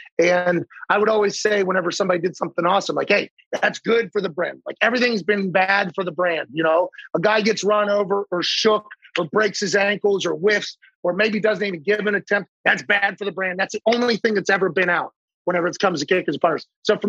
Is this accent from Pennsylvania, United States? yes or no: yes; Pittsburgh, Pennsylvania, United States; growing up in Pittsburgh.